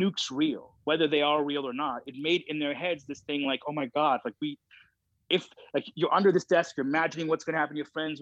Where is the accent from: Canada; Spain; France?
Canada